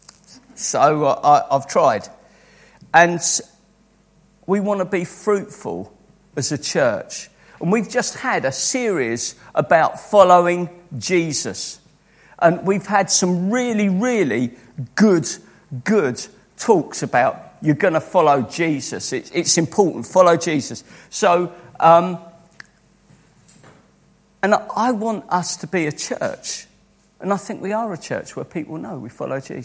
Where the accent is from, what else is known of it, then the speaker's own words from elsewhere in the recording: Croydon, London, United Kingdom; born and brought up in Croydon